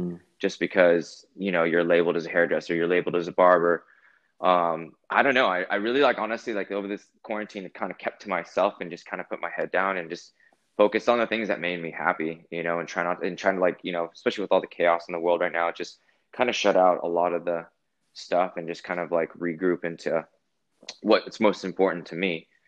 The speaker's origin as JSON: {"language": "English", "region": "California", "country": "United States", "lives_now": "Los Angeles, United States", "said": "I'm originally from Northern California. I moved to Los Angeles about 10 years ago."}